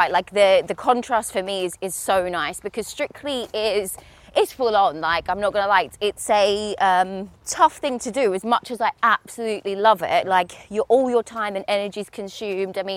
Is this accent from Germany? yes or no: no; Australia; now in United Kingdom; Definitely, and I I really noticed it when I moved over here from Australia because obviously in Australia, we're so blessed